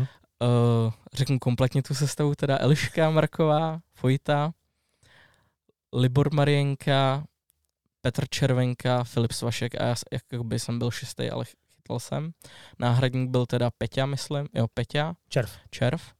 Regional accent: Strakonice, South Bohemian Region, Czechia; jsem ze Strakonic, tak tam mám volinku a otavu

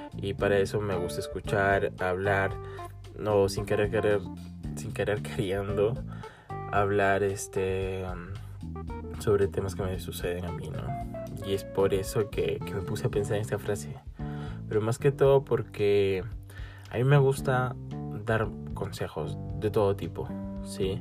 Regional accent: Peru; soy de Perú

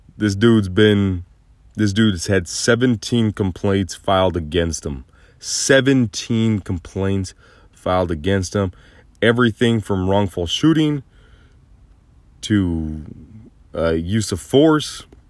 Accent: United States; I was raised to be the all-American boy

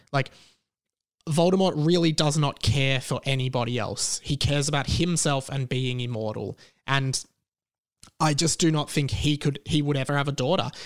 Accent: Melbourne, Victoria, Australia; here in my hometown of Melbourne

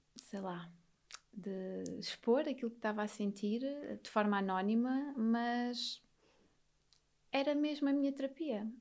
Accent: Vila Azedo, Alentejo, Portugal; Nasci e fui criada a vida toda num monte alentejano

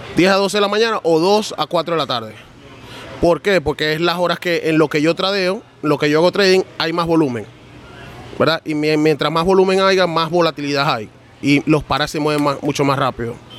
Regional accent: New York, United States; moved away as an adult; also born or lived in Venezuela; now in Miami, United States; Yo nací en Venezuela, mi mamá es colombiana y me crié en Nueva York.

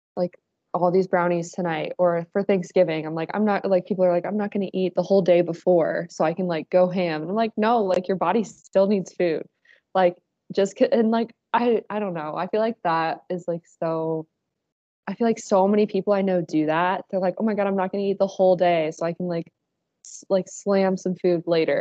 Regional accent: Dayton, Ohio, United States; I'm from Dayton

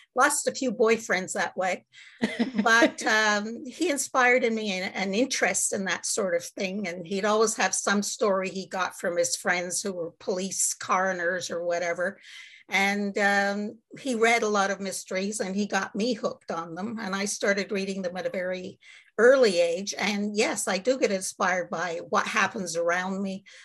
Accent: Montreal, Quebec, Canada; also born or lived in Great Britain; I'm from Montreal, Quebec, Canada, where it's very cold right now

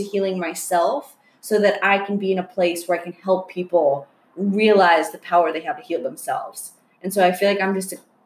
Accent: Florida, United States; moved away as an adult; also born or lived in Long Island, New York; now in California, United States; growing up in Florida

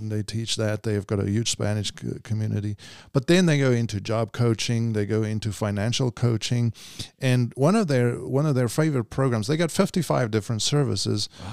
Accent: South Africa; moved away as an adult; I was, uh, born and raised in South Africa, and then, uh, in ninety-eight, um, you know, came over

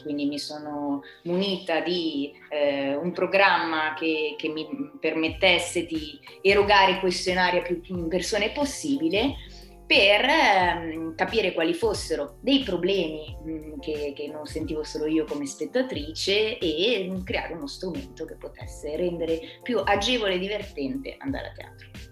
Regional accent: Trezzano sul Naviglio, Lombardy, Italy; io sono di Trezzano, se non Naviglio

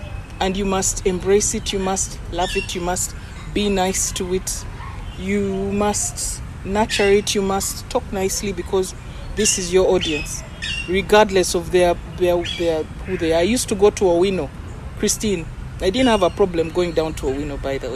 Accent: Kampala, Central Region, Uganda; I'm a Kampala girl

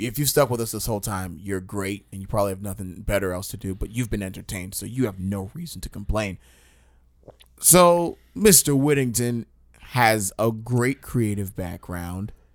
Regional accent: Long Island, New York, United States; I'm from Long Island

